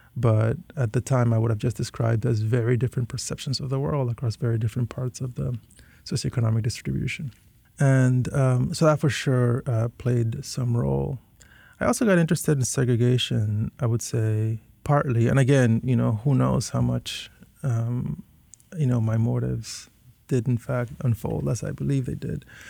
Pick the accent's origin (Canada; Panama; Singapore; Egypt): Panama; Panama City; moved away as an adult; also born or lived in Northfield, Minnesota; I was born and raised entirely in Panama from Panamanian parents